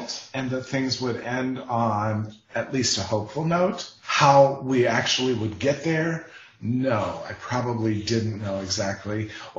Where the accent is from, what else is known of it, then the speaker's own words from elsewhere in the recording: Ohio River Appalachian area, United States; the town I grew up in on the Ohio River in the foothills of the Appalachians